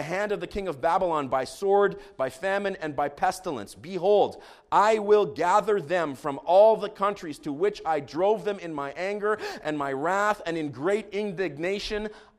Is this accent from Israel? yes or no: yes; Jerusalem, Jerusalem District, Israel; I grew up in Jerusalem. I have walked up to Jerusalem along the roads that lead uphill from the Dead Sea.